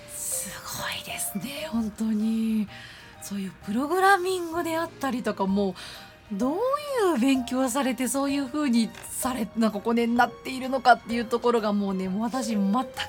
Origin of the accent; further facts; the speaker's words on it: Nara, Japan; moved away; 私も大学までは奈良の、はいはい、関西の方におりまして